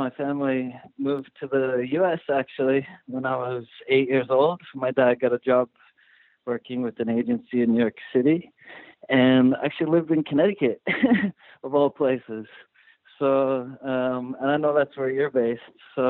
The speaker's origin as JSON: {"language": "English", "country": "South Africa", "tie": "born there", "said": "And so I was born in South Africa. My whole family is from there."}